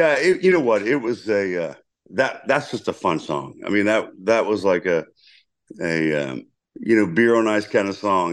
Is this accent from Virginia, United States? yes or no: yes; Lynchburg, Virginia, United States; moved away; I'm from the Berg